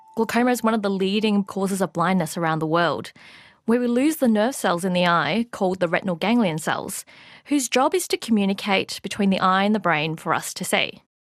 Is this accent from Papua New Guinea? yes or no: no; Australia; also born or lived in Melbourne; an Australian researcher studying a form of vitamin B three